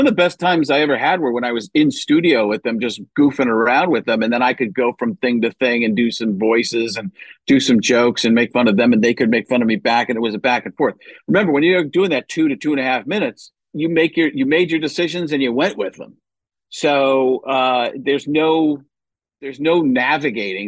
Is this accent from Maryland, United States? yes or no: no; Milwaukee, Wisconsin, United States; also born or lived in Chicago; I was born in Chicago, but grew up in Milwaukee.